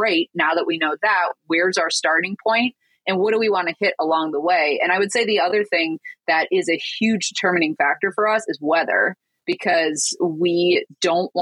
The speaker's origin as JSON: {"language": "English", "region": "Michigan", "country": "United States", "tie": "born or raised there", "moved": "as an adult", "said": "we're from Michigan. So we grew up in cold, cold, cold"}